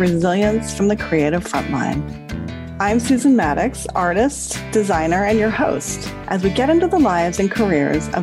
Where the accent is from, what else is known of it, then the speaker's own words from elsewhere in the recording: Hawaii, United States; Tricia and I grew up together in Hawaii